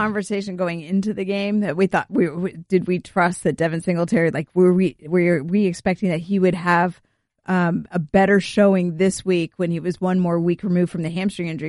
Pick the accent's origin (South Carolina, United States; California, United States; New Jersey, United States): California, United States; growing up in California